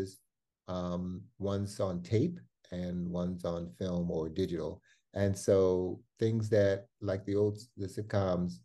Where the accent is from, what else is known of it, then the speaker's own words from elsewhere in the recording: Cleveland, Ohio, United States; I grew up in Cleveland, Ohio.